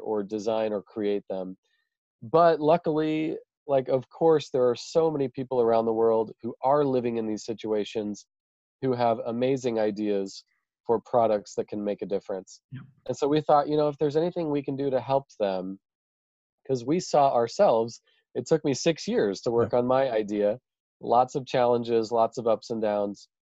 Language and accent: English; Idaho, United States; also born or lived in Kenya; i just live here in my hometown in in idaho in the us